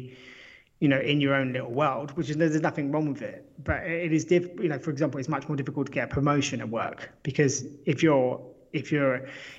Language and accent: English; United Kingdom; I'm British